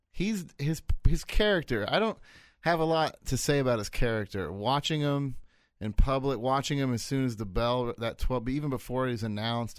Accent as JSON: {"language": "English", "country": "United States", "said": "I'm American."}